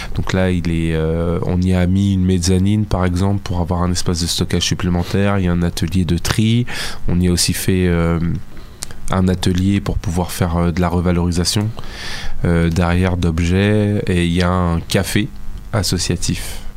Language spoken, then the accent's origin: French; Fontenay-sous-Bois, Île-de-France, France; je suis euh, du Val-de-Marne, mais plus de la banlieue est, on va dire, Fontenay-sous-Bois.